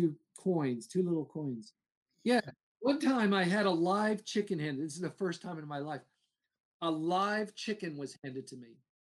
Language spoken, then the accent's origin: English; Alexandria, Virginia, United States; I'm a city boy. {S2} Yeah. {S1} So I'm from Alexandria, Virginia.